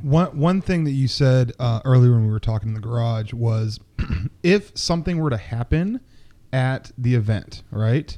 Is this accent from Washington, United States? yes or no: yes; Seattle, Washington, United States; moved away as an adult; also born or lived in Buffalo; we're back in my hometown